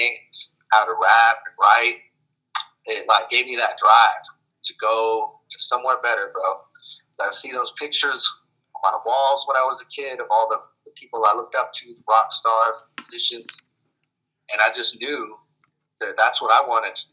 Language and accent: English; Jackson, California, United States; also born or lived in Boise, Idaho; it's Jackson. It's a small town I grew up